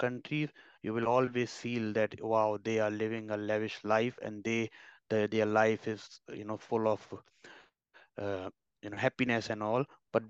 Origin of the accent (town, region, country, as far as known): India; also born or lived in Ireland